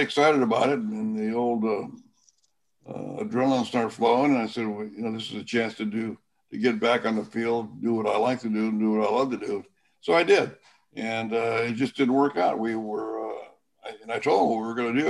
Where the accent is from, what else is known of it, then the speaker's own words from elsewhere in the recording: Sanger, California, United States; my hometown is Sanger, California, in the Central Valley